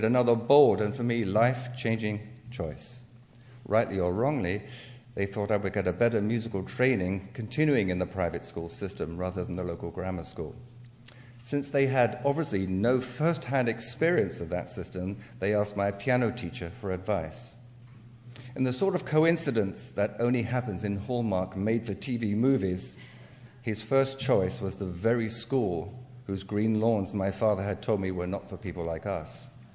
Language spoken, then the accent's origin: English; England, United Kingdom; accent: English; now in United States; I have unconsciously tried to keep my English accent in spite of living in the States for almost 37 years